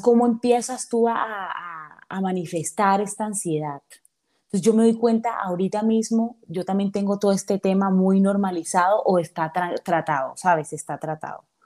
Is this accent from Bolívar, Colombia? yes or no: yes; Cartagena, Bolívar, Colombia; moved away as an adult; soy una cartagenera eh, de pies a cabeza. Amo, amo mi ciudad